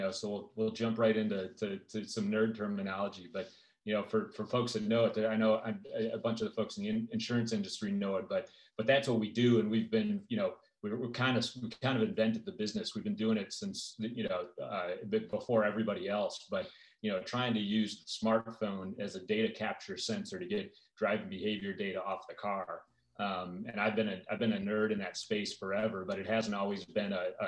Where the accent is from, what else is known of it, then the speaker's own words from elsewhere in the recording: Detroit, Michigan, United States; moved away as an adult; now in Orange County, United States; I grew up in Detroit and then moved out to Orange County in 2000